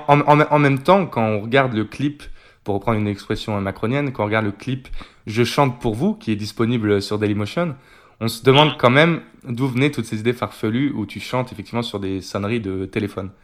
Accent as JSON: {"language": "French", "region": "Normandy", "country": "France", "said": "je suis de Normandie."}